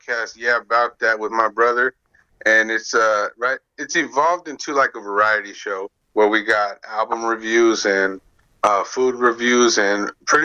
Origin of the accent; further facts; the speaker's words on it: Phoenix, Arizona, United States; we're from the Phoenix area.